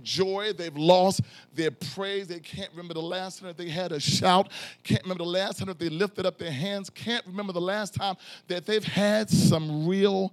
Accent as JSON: {"language": "English", "town": "Philadelphia", "region": "Pennsylvania", "country": "United States", "said": "I'm from South Philly"}